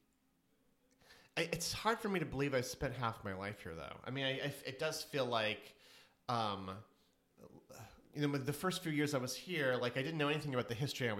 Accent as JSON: {"language": "English", "town": "Springfield", "region": "Missouri", "country": "United States", "tie": "born or raised there", "moved": "yes", "lives_now": "New York, United States", "said": "I'm from Springfield, Missouri"}